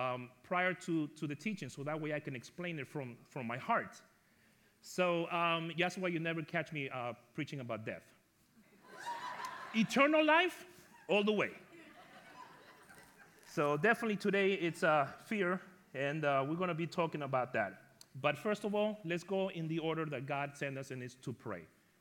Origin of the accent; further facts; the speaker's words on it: New York, United States; And just so you know, I am from New York, and I am Latino.